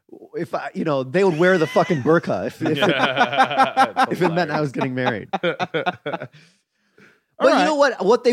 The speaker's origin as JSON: {"language": "English", "country": "India", "said": "Chris is black. I'm Indian."}